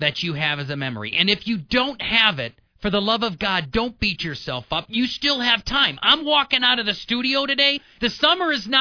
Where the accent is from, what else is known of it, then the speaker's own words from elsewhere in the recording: La Crosse, Midwest, United States; moved away; I grew up around the Mississippi River. Went to school in La Crosse